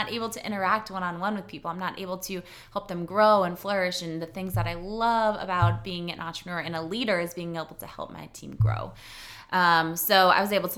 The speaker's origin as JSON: {"language": "English", "town": "Chamberlain", "region": "South Dakota", "country": "United States", "tie": "born or raised there", "moved": "as an adult", "lives_now": "Sioux Falls, United States", "said": "I started Chelsea's Boutique in Chamberlain, which is my hometown"}